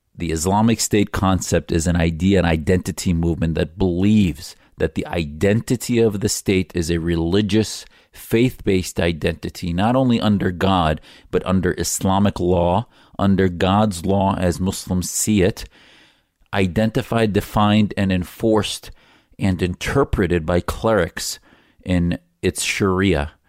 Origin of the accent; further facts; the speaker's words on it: United States; as an American patriot